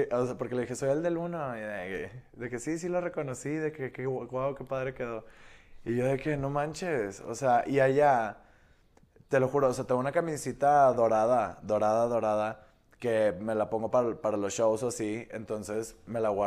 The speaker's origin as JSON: {"language": "Spanish", "region": "Nuevo León", "country": "Mexico", "said": "soy regio."}